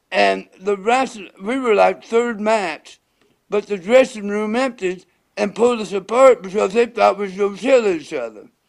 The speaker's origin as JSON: {"language": "English", "town": "Chillicothe", "region": "Ohio", "country": "United States", "tie": "born or raised there", "said": "my hometown, Chillicothe, Ohio"}